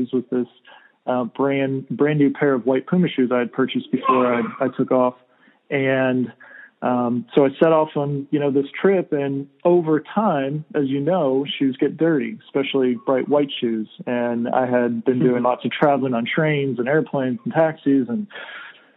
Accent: California, United States; moved away as an adult; I'm from California

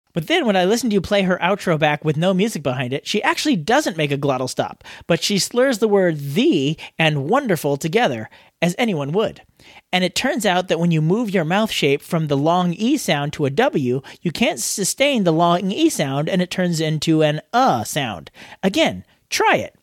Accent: Australia

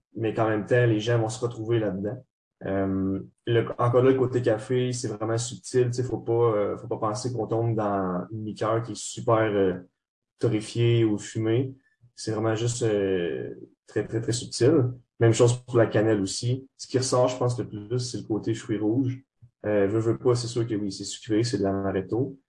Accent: Trois-Rivières, Quebec, Canada; moved away as an adult; now in Montreal, Canada; on vient tous de Trois-Rivières. Moi, en ce moment, j'étudie, euh, à Montréal.

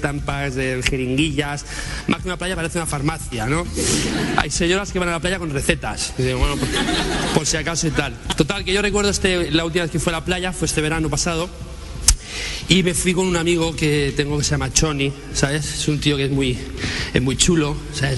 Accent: Barcelona, Catalonia, Spain; ser de Barcelona

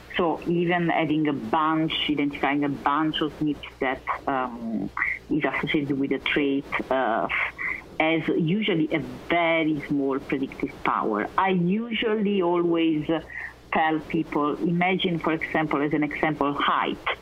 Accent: Naples, Campania, Italy; moved away as an adult; also born or lived in Vienna, Austria; I was born in Naples, Italy

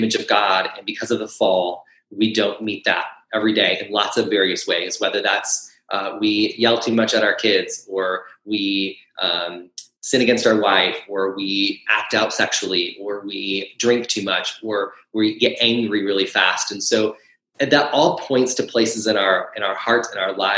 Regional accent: Michigan, United States; moved away as an adult; now in Kansas City, United States; I'm actually originally from Michigan

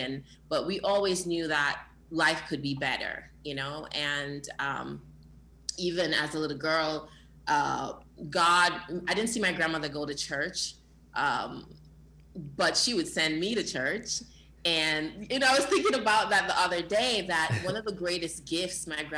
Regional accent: New York, United States; also born or lived in Jamaica; I was born in Jamaica and I came here when I was 10 years old. I was raised in the Bronx, the Boogie Down Bronx in New York.

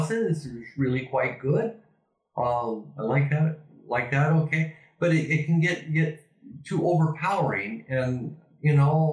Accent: Ontario, Oregon, United States; moved away as an adult; also born or lived in California / British Columbia / Amsterdam; now in Spain; my hometown, Ontario, Oregon

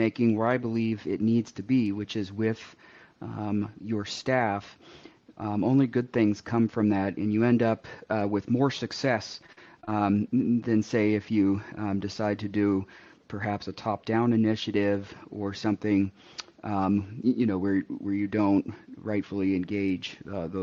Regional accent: Seattle, Washington, United States; moved away as an adult; now in Nebraska, United States; I am originally from the West Coast, so I was raised in the Seattle area

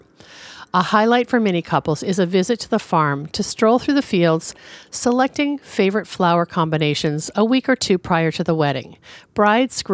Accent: Washington, United States; Washington, my home state

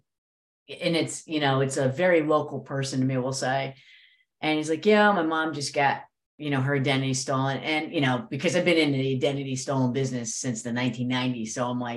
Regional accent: New Jersey, United States; I'm from Jersey

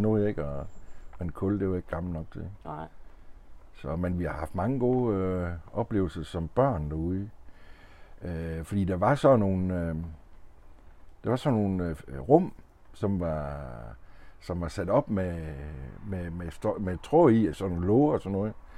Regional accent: Denmark; born or raised there

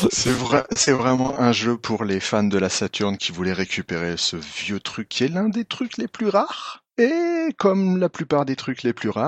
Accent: France; Moi je suis français, monsieur.

